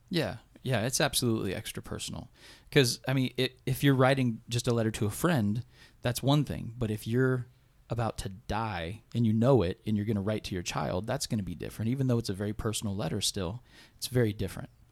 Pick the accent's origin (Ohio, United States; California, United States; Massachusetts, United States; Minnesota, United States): Ohio, United States; Blanchester; … and I are both Blanchester boy, boys, born and raised